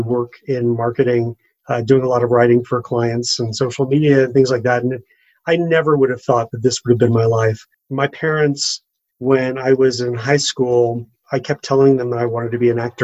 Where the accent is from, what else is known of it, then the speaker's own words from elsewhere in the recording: Orange County, California, United States; moved away as an adult; also born or lived in Los Angeles, United States; now in Evergreen, United States; I grew up in Orange County and I lived in LA for years working in entertainment and been here in Evergreen for 5 years now.